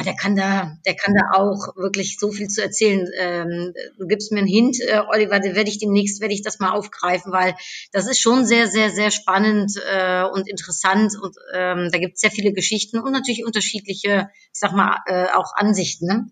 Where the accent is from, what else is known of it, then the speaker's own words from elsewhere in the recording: Netherlands; now in Germany; schönes Nachbarland, in äh, ja, meine Heimat